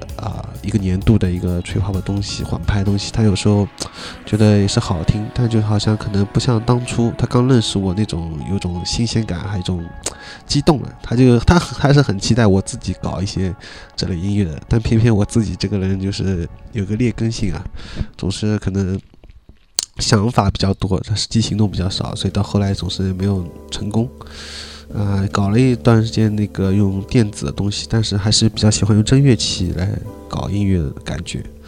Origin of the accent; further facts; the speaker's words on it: Shanghai, China; 作为一个上海人来说